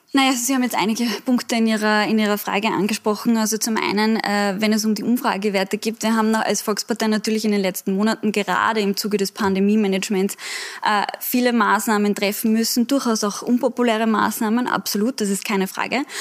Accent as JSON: {"language": "German", "region": "Vienna", "country": "Austria", "said": "wir sind ja eigentlich Wiener Kollegen"}